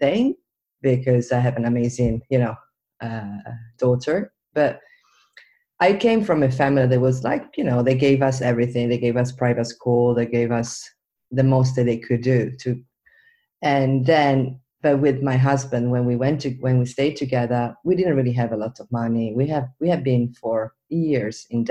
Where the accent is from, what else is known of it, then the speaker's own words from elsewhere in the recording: Venice, Veneto, Italy; I was born and raised in Venice